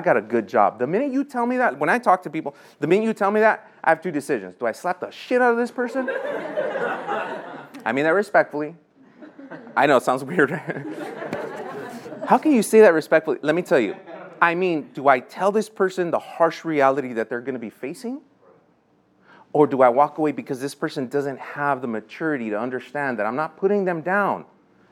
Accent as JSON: {"language": "English", "town": "Los Angeles", "region": "California", "country": "United States", "tie": "born or raised there", "said": "I grew up in Lincoln Heights"}